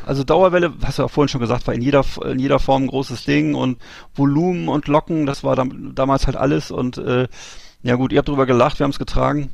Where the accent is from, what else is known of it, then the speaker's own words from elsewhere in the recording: Bremerhaven, Bremen, Germany; bei uns in Bremerhaven